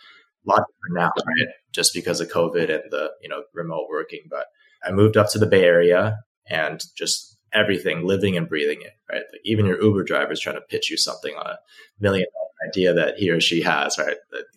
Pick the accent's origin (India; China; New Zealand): China; Beijing; also born or lived in Hong Kong; now in United States; I didn't grow up in the United States, I grew up in Beijing and Hong Kong, right?